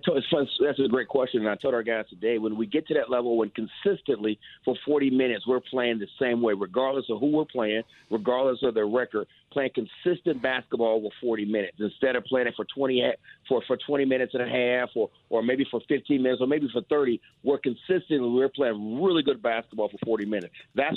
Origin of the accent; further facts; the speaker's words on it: Ohio, United States; I'm from Ohio, so I know trying to win in Cincinnati